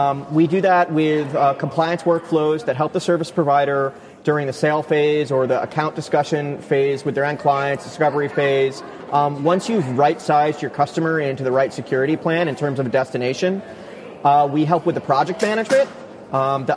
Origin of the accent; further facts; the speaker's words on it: New York, United States; I'm from New York